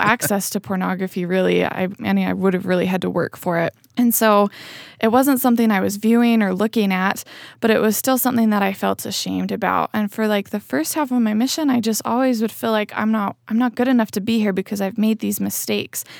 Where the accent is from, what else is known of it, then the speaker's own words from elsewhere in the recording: Spanish Fork, Utah, United States; I grew up in Spanish Fork. Um, so yeah, I lived most of my life here in Utah County